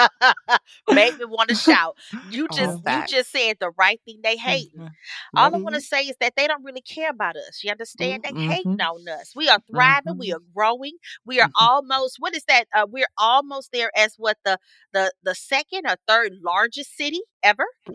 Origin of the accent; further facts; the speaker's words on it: Houston, Texas, United States; I'm from Houston